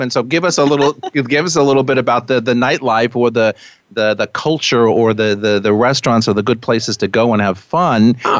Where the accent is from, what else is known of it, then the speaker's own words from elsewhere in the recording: New York, United States; And as a New Yorker, sometimes I say when I'm in places like that, you can't even see this magnificent Manhattan view from anywhere in Manhattan.